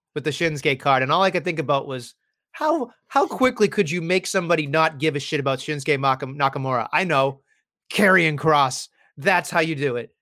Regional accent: United States; us stupid Americans

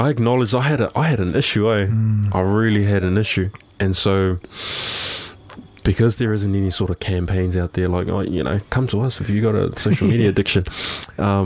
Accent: Auckland, New Zealand; I'm a dude from South Auckland.

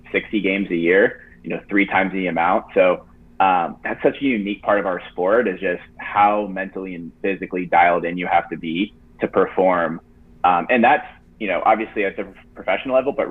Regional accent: Jacksonville, Florida, United States; I grew up in Jacksonville, Florida.

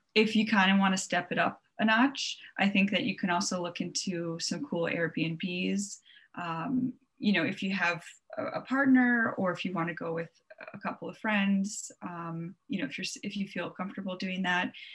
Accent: Long Island, New York, United States; moved away as an adult; also born or lived in Pennsylvania; now in Minnesota, United States; I am from Long Island originally. I grew up in New York, so my whole family is in New York

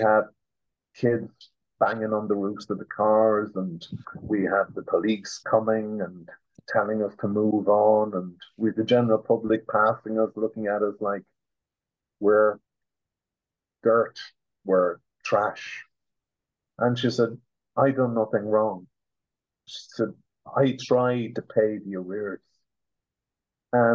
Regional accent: Ireland; as an Irish citizen myself

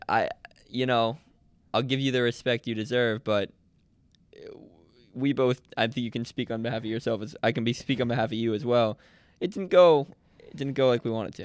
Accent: Nyack, New York, United States; I'm from Nyack, which is about, uh, I'd say forty minutes, um, north of the city

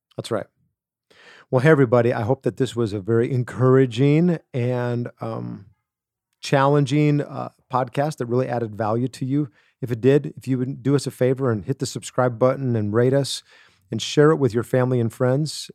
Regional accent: Wisconsin, United States; growing up in Wisconsin

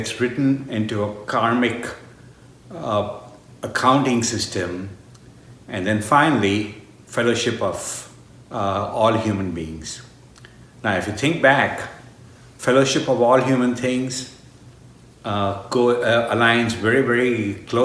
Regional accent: India; moved away; I grew up in India in a family of very loving parents

